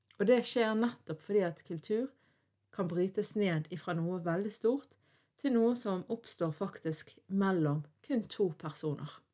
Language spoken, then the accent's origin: Norwegian; Bergen, Vestland, Norway; jeg er norsk, jeg er vestlending, jeg er bergenser, og ikke minst så er jeg en døling ifra Fyllingsdalen